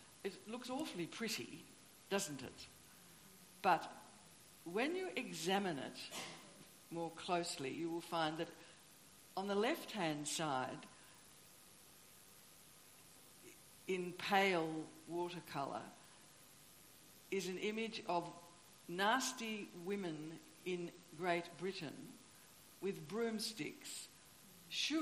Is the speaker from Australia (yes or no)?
yes; Tasmania, Australia; moved away; I grew up in Tasmania